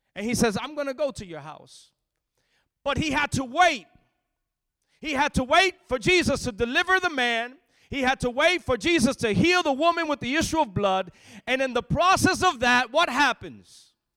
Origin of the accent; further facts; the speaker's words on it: Lakewood, New Jersey, United States; moved away; also born or lived in Florida; I was born and raised on the east side, a small town called Lakewood